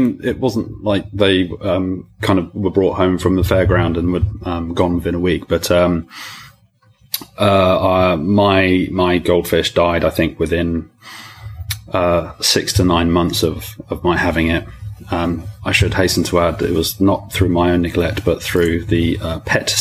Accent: South Coast, England, United Kingdom; moved away as an adult; also born or lived in France; now in London, United Kingdom; I grew up on the South Coast, so I was down there for 20 years, living and studying in a town where people generally go to die, actually. And then I moved to London after

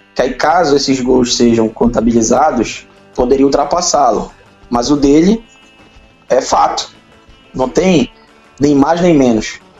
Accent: Belém, Pará, Brazil; eu tenho 38 anos, nasci em Belém

